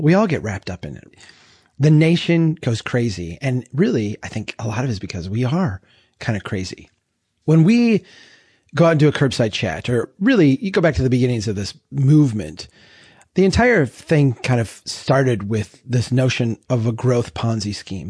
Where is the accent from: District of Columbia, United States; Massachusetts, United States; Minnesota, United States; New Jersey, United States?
Minnesota, United States; central; my hometown here in central Minnesota